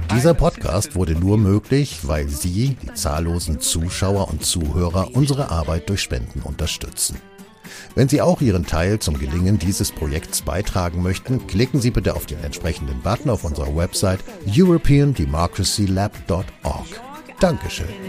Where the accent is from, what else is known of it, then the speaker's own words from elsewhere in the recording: Germany; ich bin gerne Deutscher. Ja, ich bin, ich finde die deutsche Sprache wunderbar und ich bin gerne Deutscher.